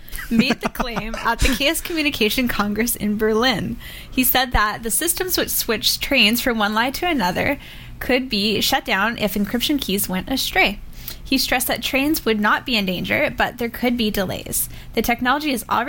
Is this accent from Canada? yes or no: yes; Saskatchewan, Canada; I'm Saskatchewanian.